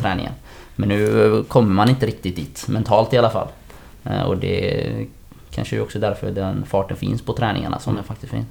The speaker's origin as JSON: {"language": "Swedish", "town": "Gothenburg", "region": "Västra Götaland", "country": "Sweden", "tie": "born or raised there", "also_born_or_lived": "Hisingen", "said": "jag flyttade dit från Angered gjorde jag"}